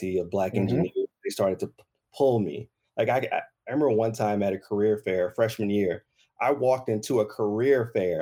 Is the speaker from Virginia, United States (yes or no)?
no; White Castle, Louisiana, United States; I'm originally from Southern Louisiana. So down south, country boy, White Castle, Louisiana. I love putting my little town on the map